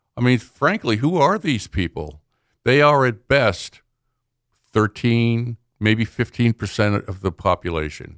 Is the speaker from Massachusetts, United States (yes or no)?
yes; Boston, Massachusetts, United States; I grew up in Boston